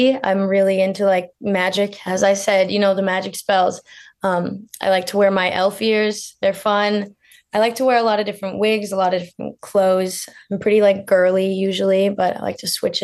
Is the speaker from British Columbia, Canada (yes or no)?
yes; Lake Country, British Columbia, Canada; So actually Lake Country is where I grew up.